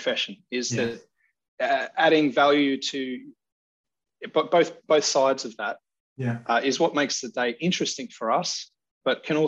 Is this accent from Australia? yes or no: yes; Australia; moved away as an adult; now in United Kingdom; I'm from Australia. But I've worked most of my career in the UK